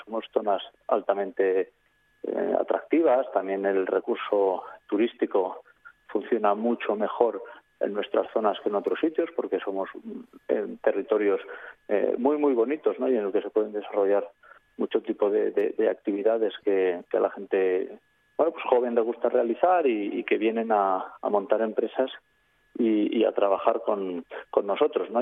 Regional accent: Aragonese Pyrenees, Spain; mi zona, que soy del, del Pirineo Aragonés

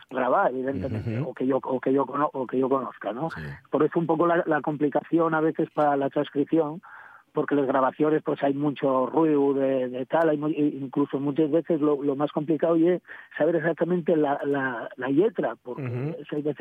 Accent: Asturias, Spain; yo soy ayerano

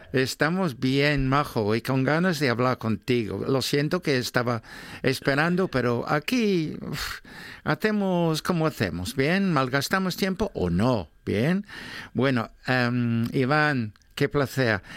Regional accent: Gijón, Asturias, Spain; yo soy de Gijón

